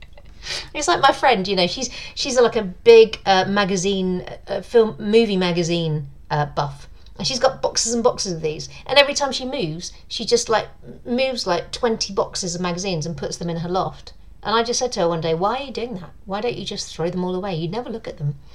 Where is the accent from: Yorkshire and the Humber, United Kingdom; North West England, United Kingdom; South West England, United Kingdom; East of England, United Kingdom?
East of England, United Kingdom; Southend-on-Sea; moved away; I grew up uh, in near Southend in um, Essex